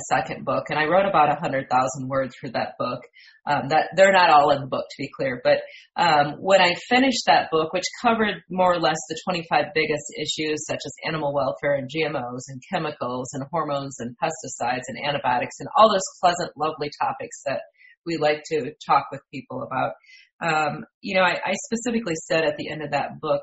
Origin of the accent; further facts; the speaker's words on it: Michigan, United States; moved away as an adult; also born or lived in West Central Indiana; now in Indiana, United States; I'm originally from Michigan and from a dairy farm, went to Michigan State University